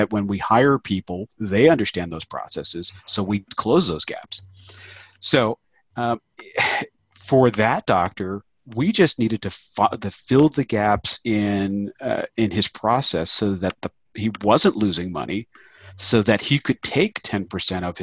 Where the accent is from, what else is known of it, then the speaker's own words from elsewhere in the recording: Philadelphia, Pennsylvania, United States; I'm from Philadelphia